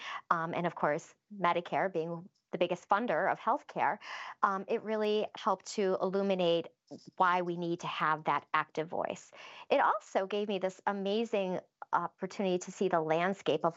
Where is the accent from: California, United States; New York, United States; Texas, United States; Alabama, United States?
New York, United States; Western; I'm from Western New York